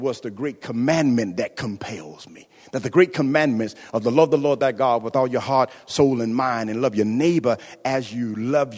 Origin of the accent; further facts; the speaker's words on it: Florida, United States; moved away as an adult; also born or lived in Kentucky; I came from Florida, went to Kentucky